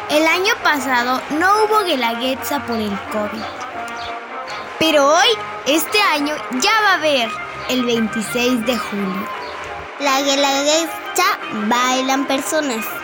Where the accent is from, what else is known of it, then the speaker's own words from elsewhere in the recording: Zaachila, Oaxaca, Mexico; hacemos aquí casi todos los años en Sachila, mi pueblo.